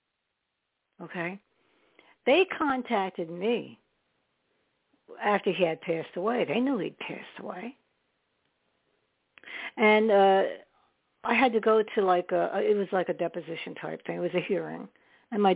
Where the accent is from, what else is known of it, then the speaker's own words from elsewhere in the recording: New York City, New York, United States; I was born in New York, but I lived mostly in Staten Island